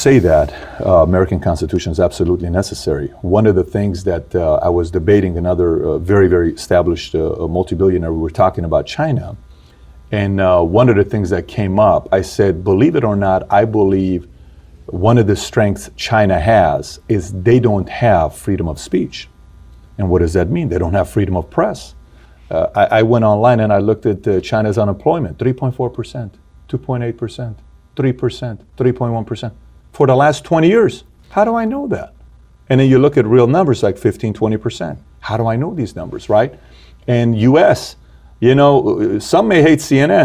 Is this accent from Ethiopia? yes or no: no; Iran; now in United States; I'm here from Iran